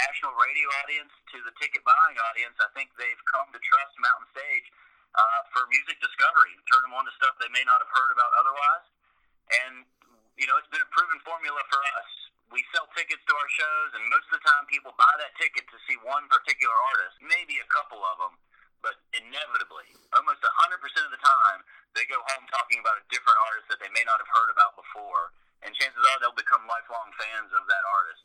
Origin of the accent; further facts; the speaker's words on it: Greenbrier County, West Virginia, United States; also born or lived in Radford, Virginia / Charleston, West Virginia; I grew up in Greenbrier County, West Virginia